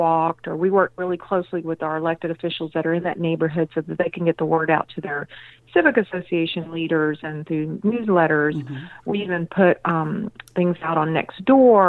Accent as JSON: {"language": "English", "town": "Houston", "region": "Texas", "country": "United States", "tie": "born or raised there", "said": "I'm a native Houstonian. I grew up in Greater East End"}